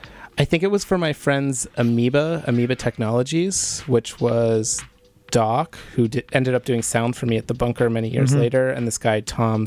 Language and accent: English; Pittsburgh, Pennsylvania, United States; now in New York, United States; Pittsburgh. No, I grew up in Pittsburgh.